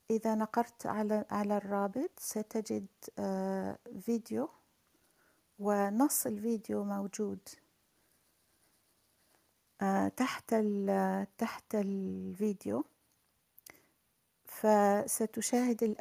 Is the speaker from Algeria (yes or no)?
yes; Algeria; also born or lived in Berkane, Morocco; أنا أنا من الجزائر وولدت في المغرب في الحقيقة ولدت في مدينة بركان